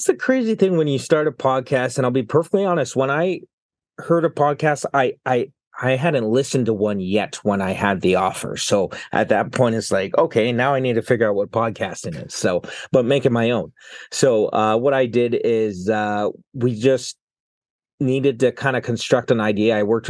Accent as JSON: {"language": "English", "region": "British Columbia", "country": "Canada", "tie": "born or raised there", "lives_now": "Burnaby, Canada", "said": "I grew up on Vancouver Island. I'm temporarily in Burnaby studying at BCIT."}